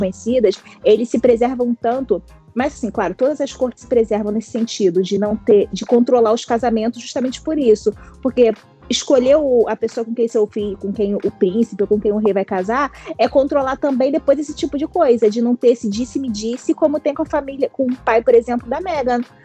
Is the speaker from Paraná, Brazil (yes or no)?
no; Rio de Janeiro, Brazil; Nós, como, enquanto cariocas